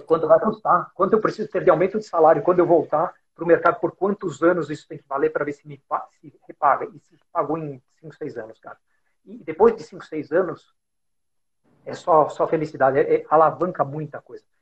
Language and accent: Portuguese; São Paulo, Brazil; also born or lived in Germany; sou brasileiro, nascido em São Paulo